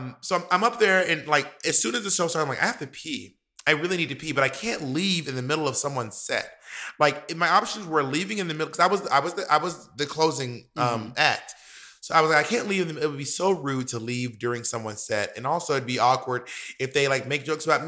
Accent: Atlanta, Georgia, United States; also born or lived in New York; We were in Atlanta, Georgia, which is my hometown.

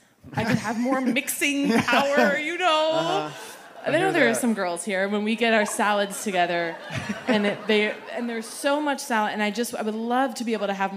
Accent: Boston, Massachusetts, United States; now in Los Angeles, United States; I love that. I was born and raised in Boston, and so I'm so used to that.

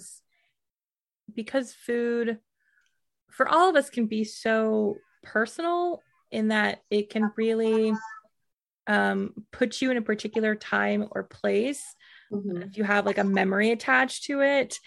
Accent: Midwest, United States; I grew up in the Midwest.

